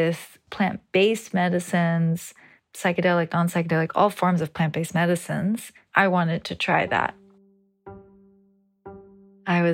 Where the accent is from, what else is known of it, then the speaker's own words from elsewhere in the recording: New York, United States; I grew up in New York, the United States, to Brazilian and Greek parents